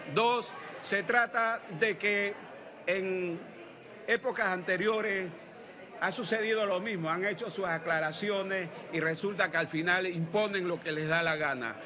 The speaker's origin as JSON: {"language": "Spanish", "country": "Panama", "said": "como panameños"}